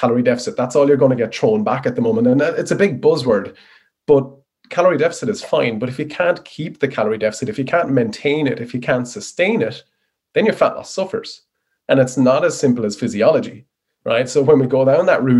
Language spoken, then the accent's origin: English; Wexford, Leinster, Ireland; moved away as an adult; also born or lived in Dublin; I'm a Wexford boy in the sunny southeast